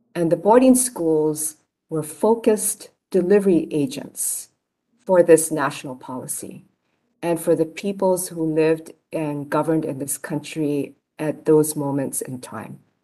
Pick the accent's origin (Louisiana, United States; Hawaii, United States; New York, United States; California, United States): Hawaii, United States; Honolulu; I was born in Kalihi near the mountains uh, where I now live